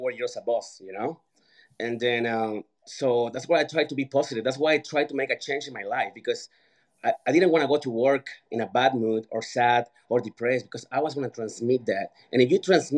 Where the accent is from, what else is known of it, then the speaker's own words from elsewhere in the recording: Mexico; moved away; I grew up in Mexico.